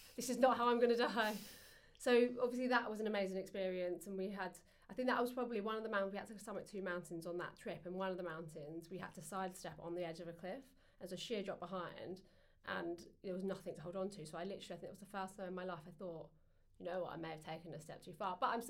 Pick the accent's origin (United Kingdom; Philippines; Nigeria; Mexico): United Kingdom; England; So obviously we fed them because we're English, you know, that's what you